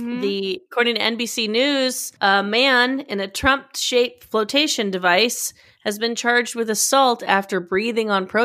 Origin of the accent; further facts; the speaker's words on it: Australia; Wait, hold on. I'm too Australian.